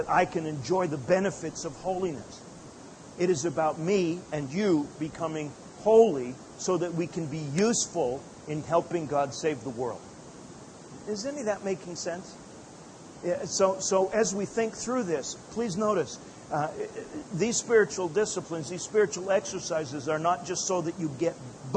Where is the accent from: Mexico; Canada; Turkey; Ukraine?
Canada; Calgary, Alberta; also born or lived in Edmonton, Alberta; I was born and raised in Calgary, moved up to Edmonton about 200 miles north to go to Bible college.